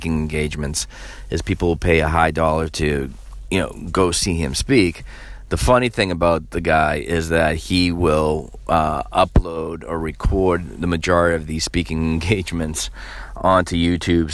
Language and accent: English; Massachusetts, United States; here in my home state of Massachusetts